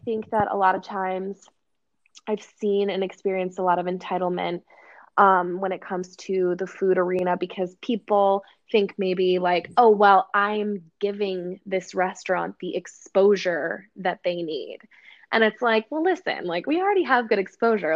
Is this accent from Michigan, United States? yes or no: no; Oshkosh, Wisconsin, United States; in the middle of my hometown in oshkosh wisconsin